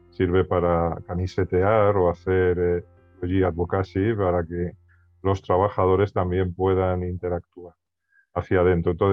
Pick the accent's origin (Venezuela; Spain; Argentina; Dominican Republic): Spain; accent: Spanish; moved away as an adult; now in Santiago, Chile; Yo estoy en Santiago de Chile, aunque mi acento me delata y soy español, español, español radicado en Chile desde hace nueve años.